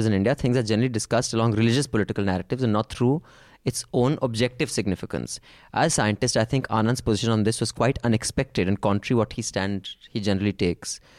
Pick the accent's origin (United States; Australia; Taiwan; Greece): Australia; Queensland; I am from Queensland, Australia, where there is a Great Barrier Reef.